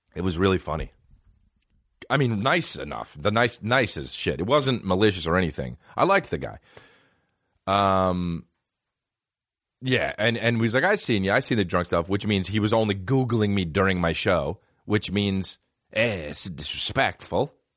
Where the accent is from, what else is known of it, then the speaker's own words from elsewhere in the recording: United States; I'm American